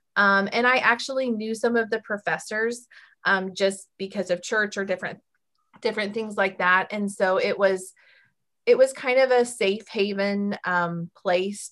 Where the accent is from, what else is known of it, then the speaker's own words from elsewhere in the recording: York, Nebraska, United States; growing up in York